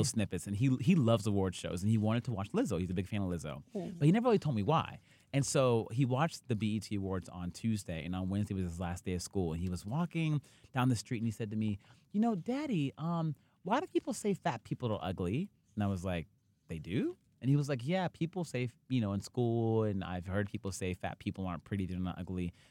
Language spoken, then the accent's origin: English; Youngstown, Ohio, United States; I'm from a small town in Ohio, Youngstown, near Warren, Ohio